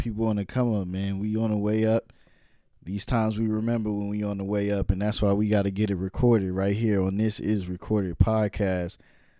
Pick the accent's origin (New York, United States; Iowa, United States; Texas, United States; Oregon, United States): New York, United States; New York City; moved away; also born or lived in Brooklyn / Harlem; Yeah, man, I was originally born in Brooklyn, but I've been all over New York City, man, and all over the world, really.